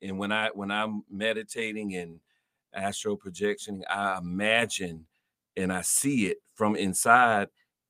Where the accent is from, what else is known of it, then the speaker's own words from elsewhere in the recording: Florida, United States; That's how we grew up in Florida.